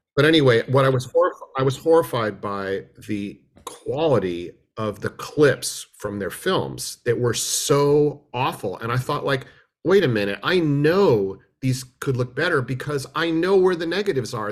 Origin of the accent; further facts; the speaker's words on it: Berkeley, California, United States; also born or lived in New York; I was born in New York. My whole family's from New York on both sides, but I moved here in nineteen seventy when I was two. So I am effectively a, a, a Berkeley native, effectively speaking